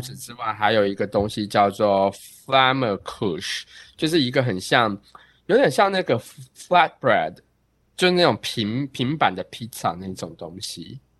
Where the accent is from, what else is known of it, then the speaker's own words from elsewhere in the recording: Taiwan; now in New York, United States; 我是，啊，台湾留学生